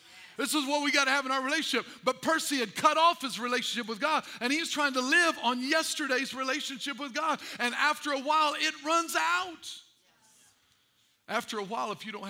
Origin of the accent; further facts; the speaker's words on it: Albion, Illinois, United States; I was raised in Edwards County, Albion, Illinois, and we loved us some pigs in Albion